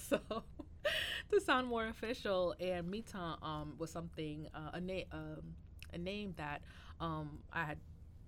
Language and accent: English; Bridgeport, Connecticut, United States; also born or lived in New York / Boston / Providence; I was born in New York, but raised in Connecticut, in Bridgeport, Connecticut. And, you know, went through schooling there. I was born to Haitian immigrant parents. So definitely have that kind of upbringing of very strict household